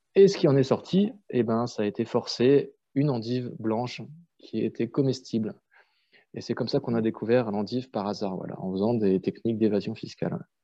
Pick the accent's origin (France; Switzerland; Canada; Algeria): France; Strasbourg, Grand Est; j'ai grandi à Strasbourg, en ville